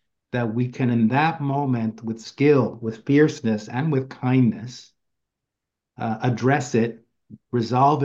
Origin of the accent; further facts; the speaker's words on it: New York City, New York, United States; since I've been a kid growing up in Queens, New York